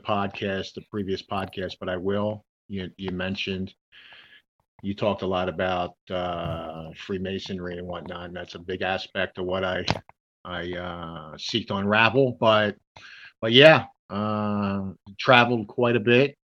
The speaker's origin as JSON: {"language": "English", "region": "Delaware", "country": "United States", "tie": "born or raised there", "said": "I grew up in Delaware and on the East Coast, very close to the house of Joe Biden"}